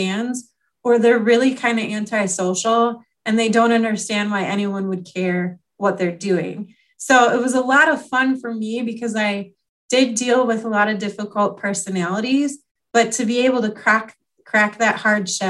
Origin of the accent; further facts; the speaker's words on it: Wisconsin, United States; also born or lived in New York; now in Illinois, United States; we ended up moving to Wisconsin when I was like 3 years old